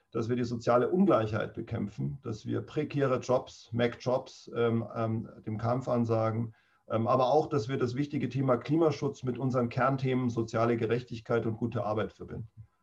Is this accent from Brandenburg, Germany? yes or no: no; Munich, Bavaria, Germany; born there; Nein, ich bin geborener Münchner, aber ich hab, äh, ähm, bin mit meinen Eltern äh, in der dritten Klasse aufs Land rausgezogen und habe dort lange gelebt